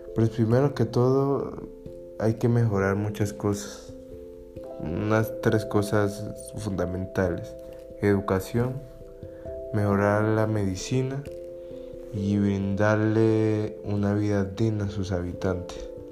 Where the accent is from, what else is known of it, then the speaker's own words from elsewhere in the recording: Cali, Valle del Cauca, Colombia; soy colombiano, especialmente de Cali